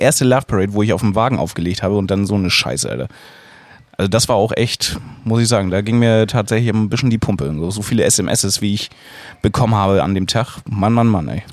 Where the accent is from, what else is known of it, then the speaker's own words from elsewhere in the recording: Schleswig-Holstein, Germany; bei uns in Schleswig-Holstein